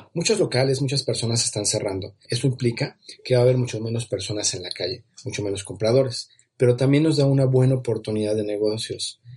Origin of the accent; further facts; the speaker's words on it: Mexico; en mi país, aquí en México